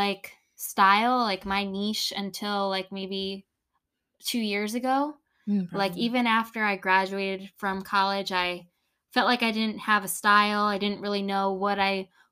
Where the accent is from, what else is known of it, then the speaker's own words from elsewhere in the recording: Central Connecticut, United States; I grew up in Connecticut. Central Connecticut. Now I live in kind of Northern Connecticut